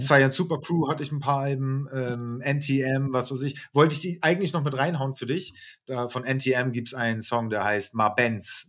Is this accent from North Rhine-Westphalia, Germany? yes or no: no; Hamburg, Germany; wir sind Hamburger